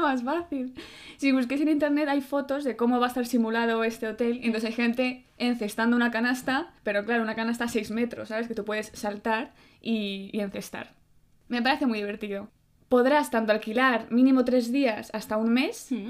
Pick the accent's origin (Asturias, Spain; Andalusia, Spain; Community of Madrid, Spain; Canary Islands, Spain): Community of Madrid, Spain; Madrid; mi ciudad